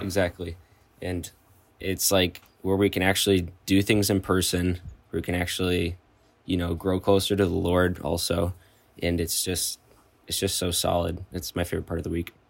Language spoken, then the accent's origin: English; Ogema, Wisconsin, United States; moved away as an adult; now in Madison, United States; I'm from Ogama, Wisconsin